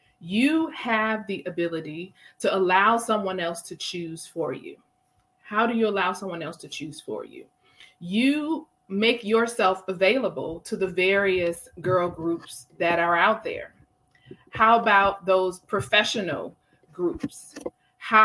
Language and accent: English; Milwaukee, Wisconsin, United States; I have my girls from Milwaukee, my hometown